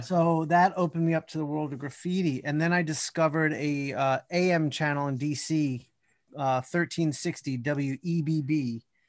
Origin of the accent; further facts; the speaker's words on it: Columbia, Maryland, United States; also born or lived in North Jersey / Queens, New York / Washington, D.C.; now in Atlanta, United States; eventually settled in the suburbs outside of Washington in Columbia, Maryland, and that's where I spent most of my childhood